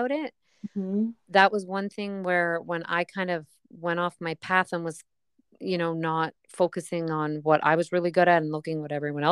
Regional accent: Canada; I'm Canadian

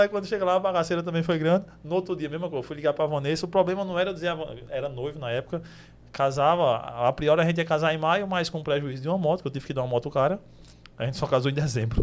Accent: Desterro, Paraíba, Brazil; Eu sou de Desterro, Itaperuá.

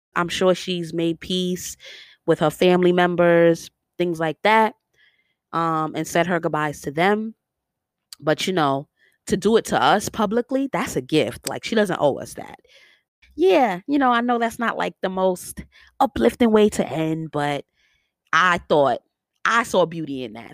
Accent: New York, United States; accent: New York; my New York accent comes all the way out

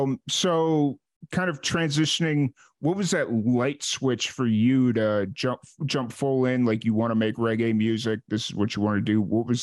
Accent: Chicago, Illinois, United States; moved away; also born or lived in New Mexico; I grew up in Chicago, so reggae music wasn't quite a thing there. And then I moved out to New Mexico

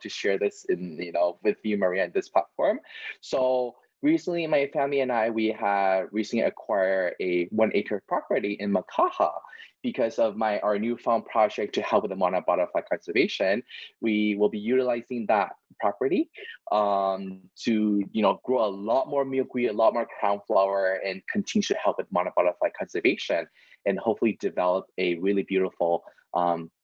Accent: Taipei, Taiwan; also born or lived in Vancouver, Canada / Las Vegas, United States; now in Oahu, Hawaii, United States; I grew up, born and raised in Taiwan, you know, and then kind of grew up in Vancouver, Canada.

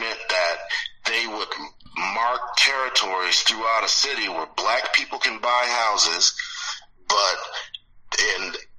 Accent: Detroit, Michigan, United States; born there; now in Southern California, United States; I was born in Detroit. I wasn't raised in Detroit, but all my family is back there.

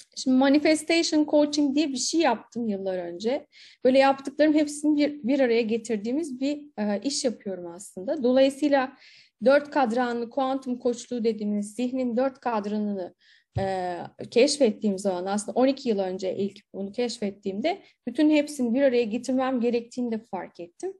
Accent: İzmir, Turkey

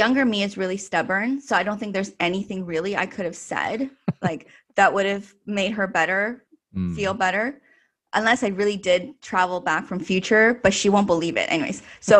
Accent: Canada; I feel like I always feel that I'm Chinese Canadian, mm-hmm. you know, like I think that Chinese heritage is always a part of me.

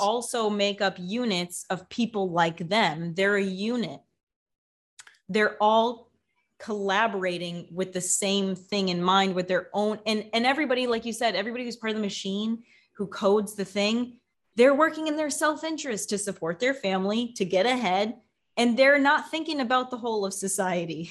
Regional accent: United States; now in Mexico; I'm in Mexico doesn't mean I'm not an American

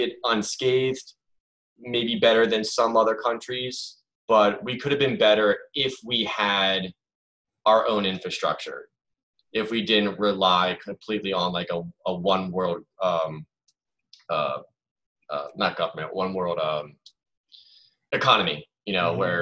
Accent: United States; I am an American

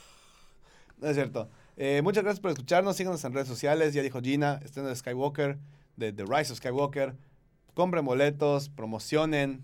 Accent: Yucatán, Mexico; todos aquí somos, somos yucatecos, más yucatecos que el panucho y el salbut.

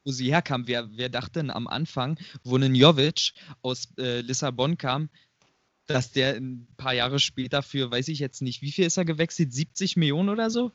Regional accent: Hennigsdorf, Brandenburg, Germany; bin gebürtiger Hennigsdorfer

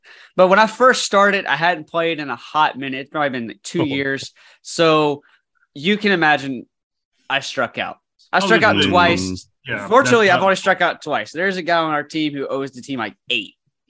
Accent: Alabama, United States; coming from the Bible Belt of the South really hits for me, because growing up in Alabama, there is no lottery system and there is no sports betting.

